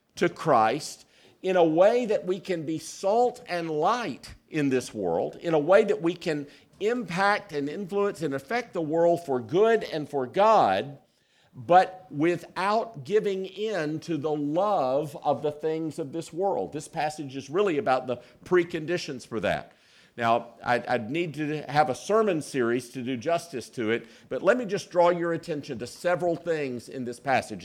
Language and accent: English; South Carolina, United States; I was born in South Carolina